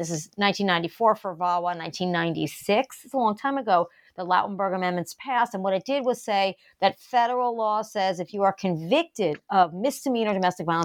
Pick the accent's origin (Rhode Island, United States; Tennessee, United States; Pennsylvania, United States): Rhode Island, United States; my home state of Rhode Island